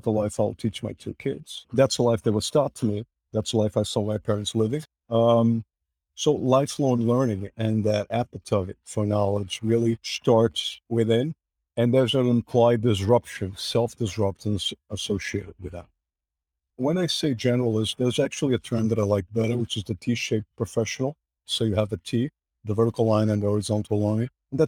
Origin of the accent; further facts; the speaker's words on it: Portugal; English is a second language; The world was linear, small, analogic, and more so the little village that I grew up in Portugal. Probably about 15,000 folks lived in that city at the time.